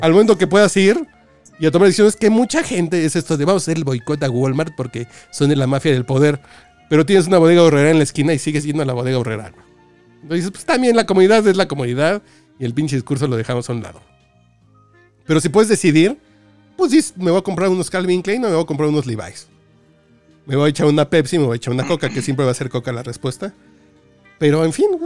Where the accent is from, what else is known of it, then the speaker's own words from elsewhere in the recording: Mexico City, Mexico; pues soy mexicano, cabrón, soy de Tacubaya, soy más pinche barrio que otra cosa